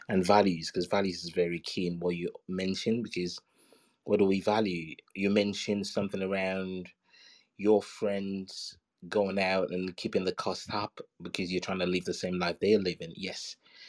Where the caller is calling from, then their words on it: London, United Kingdom; From London.